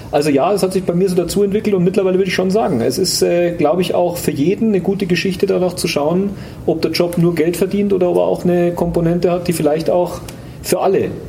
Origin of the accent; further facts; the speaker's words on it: Munich, Bavaria, Germany; gehöre zu der aussterbenden Art der gebürtigen Münchner.